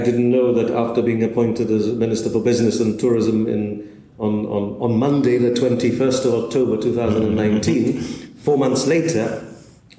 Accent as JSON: {"language": "English", "country": "Gibraltar", "tie": "born or raised there", "said": "I've been in Gibraltar all my life."}